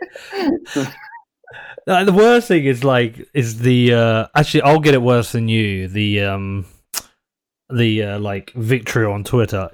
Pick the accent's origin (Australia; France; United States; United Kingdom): United Kingdom; a Brit